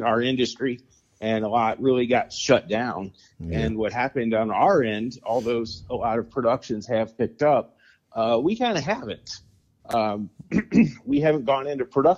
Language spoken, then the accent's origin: English; Midwest, United States; I grew up in the Midwest, actually in a very small little farm town.